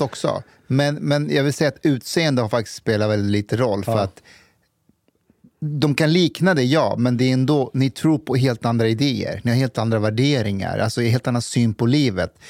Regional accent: Stockholm, Stockholm County, Sweden; som stockholmare

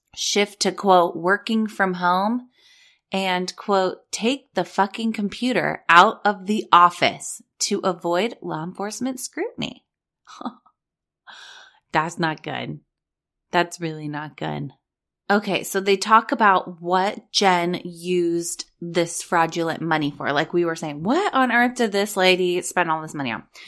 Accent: Orange County, California, United States; also born or lived in Los Angeles; I was born and raised in Orange County. I lived at the beach. I lived in L

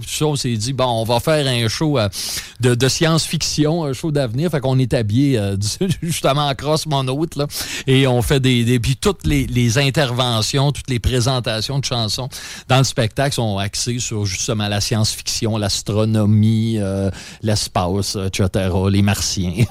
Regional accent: Quebec, Canada

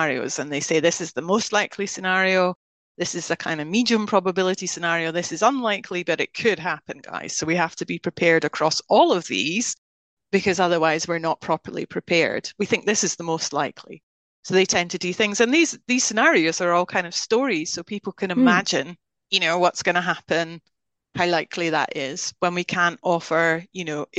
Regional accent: Scotland, United Kingdom; moved away; as you can hear, even though I haven't lived there for many decades, I'm Scottish. I'm very proud of being Scottish

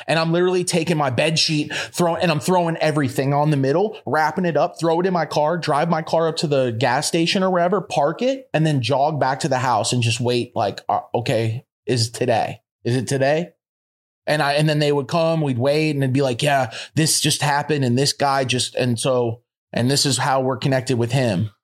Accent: Florida, United States; moved away as an adult; also born or lived in Colorado; I'm from Florida and I'm a Florida boy

